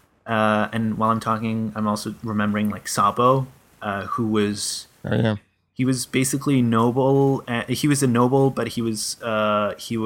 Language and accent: English; Belgium; my country being Belgium